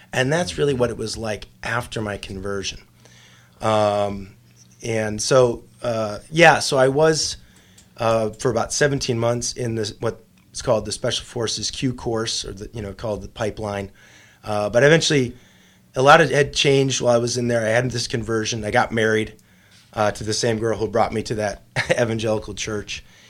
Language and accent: English; Chicago, Illinois, United States; I grew up on the south side of Chicago